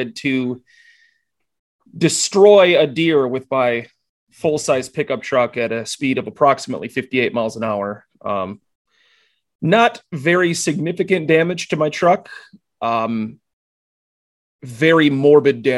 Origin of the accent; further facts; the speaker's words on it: Wisconsin, United States; Rob, Juan and I are both Wisconsin natives